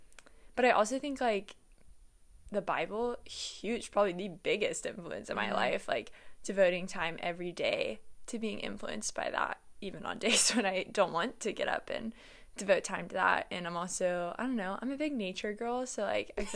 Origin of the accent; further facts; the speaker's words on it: Nashville, Tennessee, United States; I'm from Nashville.